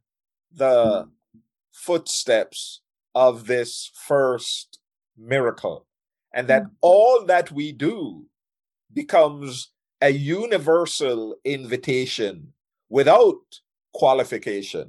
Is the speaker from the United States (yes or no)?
no; Jamaica; I'm from Jamaica